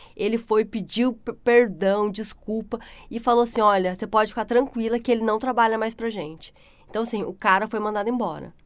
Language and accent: Portuguese; Pindamonhangaba, São Paulo, Brazil; moved away as an adult; also born or lived in Taubaté, São Paulo / Christchurch, New Zealand; now in New Zealand; eu nasci em Taubaté, São Paulo, né? Morei a minha vida inteira em Pinda, só nasci mesmo em Taubaté, morei em Pinda